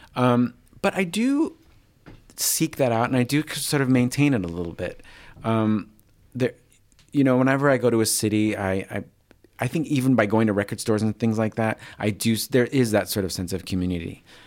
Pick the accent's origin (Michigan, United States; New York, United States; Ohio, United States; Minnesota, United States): New York, United States; moved away; I'm originally from the East Coast, from New York, so he reminds me of people from home a little